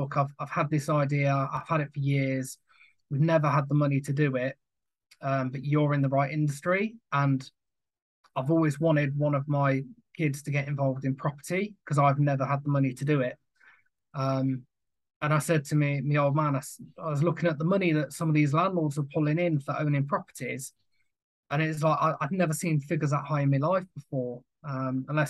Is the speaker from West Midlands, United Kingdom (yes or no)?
yes; Coventry, West Midlands, United Kingdom; moved away as an adult; now in Derby, United Kingdom; I'm from Coventry originally, born and bred, now living in Derby.